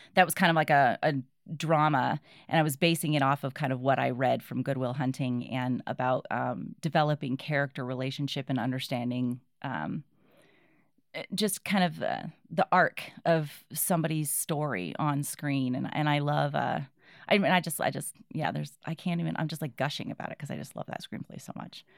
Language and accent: English; New Bedford, Massachusetts, United States; I was born in New Bedford, Massachusetts